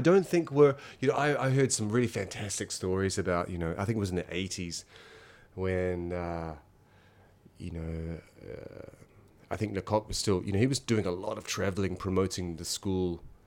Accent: Masterton, Wellington, New Zealand; moved away as an adult; now in Yokohama, Japan; I'm originally from New Zealand, a small town in New Zealand called Masterton

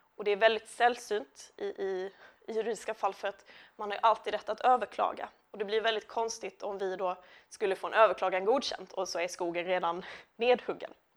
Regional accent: Lund, Skåne, Sweden; now in Malmö, Sweden; jag är uppvuxen i Lund, bor numera i Malmö

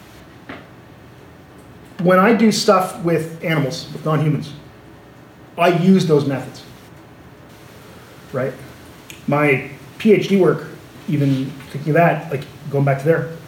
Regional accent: Canada; when I say we, I mean Anglophone Canadians

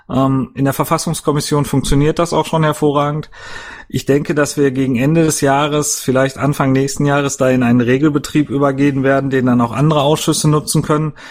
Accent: Dortmund, North Rhine-Westphalia, Germany; ich natürlich auch hier in, äh, in Dortmund, ich komme ja aus Dortmund

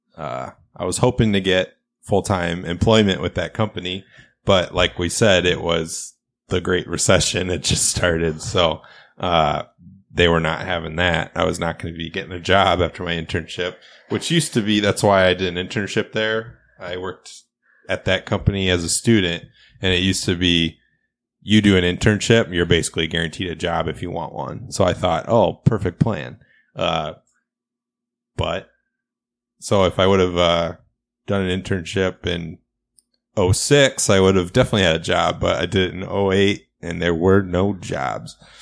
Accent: Midwest, United States; we're from the Midwest

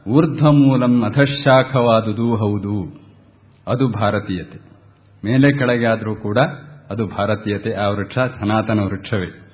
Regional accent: Kateel, Karnataka, India; ನಮ್ಮ ದಕ್ಷಿಣ ಕನ್ನಡ ನಾನು ಹೇಳ್ತೇನೆ ಕಟೀಲ್ನವನು

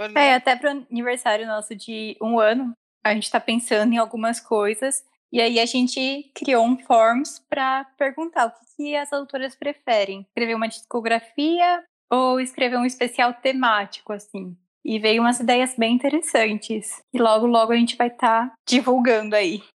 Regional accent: interior of São Paulo, Brazil; E eu sou do interior de São Paulo também, mas mais afastadinho

